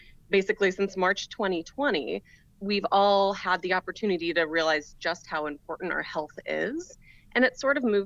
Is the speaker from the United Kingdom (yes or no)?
no; New Orleans, Louisiana, United States; my hometown of New Orleans